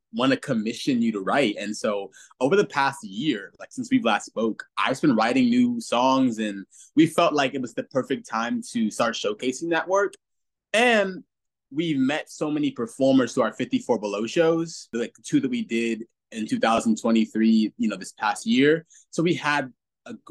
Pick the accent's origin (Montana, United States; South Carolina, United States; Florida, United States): Florida, United States; Central; moved away; I'm from Central Florida originally.